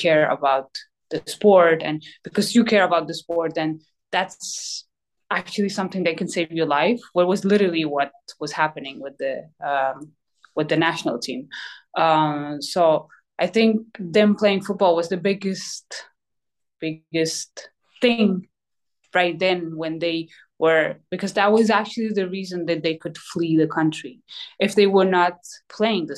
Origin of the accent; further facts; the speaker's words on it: Afghanistan; now in New Jersey, United States; my home country